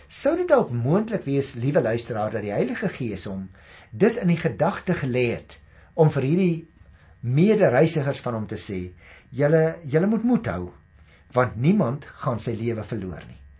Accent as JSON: {"language": "Afrikaans", "town": "Paarl", "region": "Western Cape", "country": "South Africa", "said": "ek kom daarom van die Parel af"}